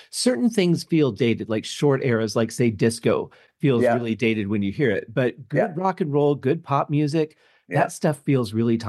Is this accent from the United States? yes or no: yes; Detroit, Michigan, United States; growing up in Detroit